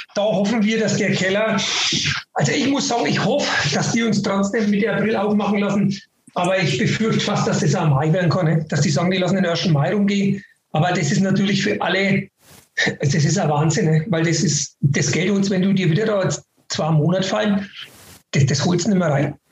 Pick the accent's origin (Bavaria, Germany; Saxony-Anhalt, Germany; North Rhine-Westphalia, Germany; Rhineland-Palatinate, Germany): Bavaria, Germany; Northern; bei uns in Nordbayern